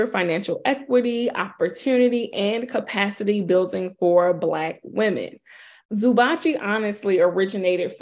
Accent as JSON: {"language": "English", "town": "Baltimore", "region": "Maryland", "country": "United States", "said": "I am hailing from Baltimore, Maryland. However, I am a global queen, okay? I am all over the place"}